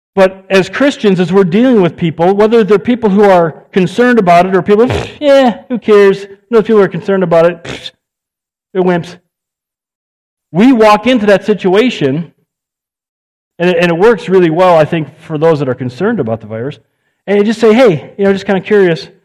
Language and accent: English; United States; I'm an American